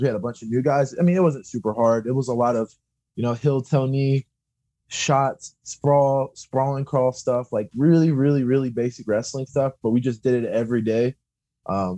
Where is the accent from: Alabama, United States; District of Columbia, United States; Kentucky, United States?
Kentucky, United States; Louisville; I'm from Louisville, which is about an hour and a half away from where I'm currently